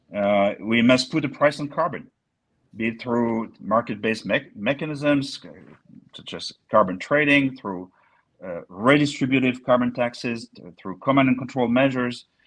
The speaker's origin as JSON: {"language": "English", "area": "near Bordeaux", "region": "Nouvelle-Aquitaine", "country": "France", "tie": "born or raised there", "second_language": "English", "moved": "yes", "said": "as you may hear from my accent, uh, I was born near Bordeaux, where we have the best wine in the world"}